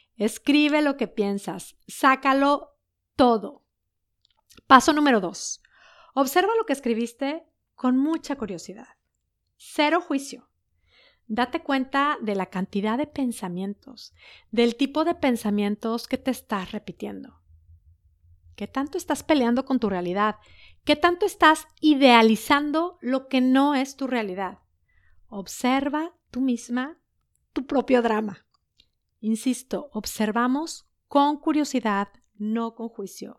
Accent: Mexico; moved away as an adult; also born or lived in Netherlands; desde que nos fuimos de México

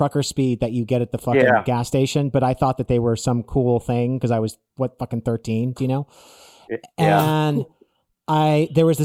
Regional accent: West Hollywood, California, United States; also born or lived in Malibu; Like I literally grew up in West Hollywood. I grew up in West Hollywood.

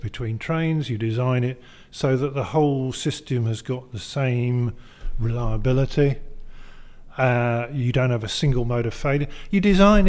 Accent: Leeds, Yorkshire and the Humber, United Kingdom; as someone who grew up in Leeds

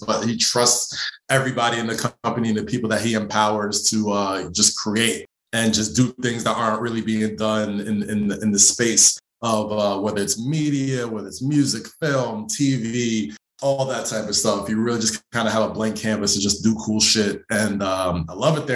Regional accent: Nigeria; we're both Nigerian

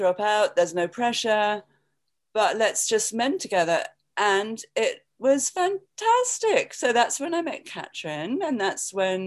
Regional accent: England, United Kingdom; moved away as an adult; also born or lived in London; now in New York, United States; I'm from England

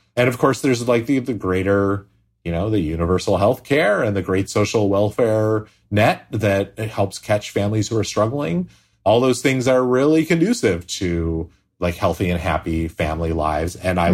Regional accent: United States; to me, an American

